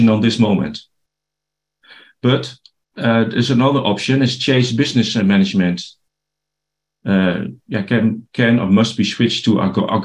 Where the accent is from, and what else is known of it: Netherlands; English is a second language